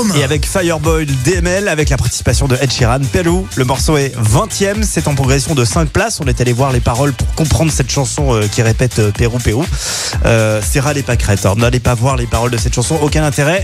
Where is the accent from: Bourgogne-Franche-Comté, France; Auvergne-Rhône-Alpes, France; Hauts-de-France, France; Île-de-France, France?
Auvergne-Rhône-Alpes, France; Saint-Étienne; chez nous à Saint-Etienne